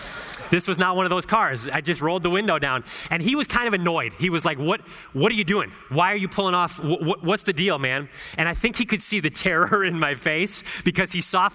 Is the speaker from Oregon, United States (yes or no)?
no; Northeast Ohio, United States; moved away as an adult; also born or lived in Chicago; my hometown in Northeast Ohio.